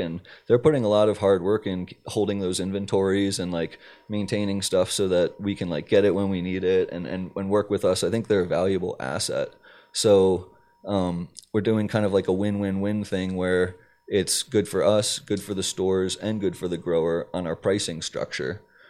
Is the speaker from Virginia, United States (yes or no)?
no; Maryland, United States; Like I'm from Maryland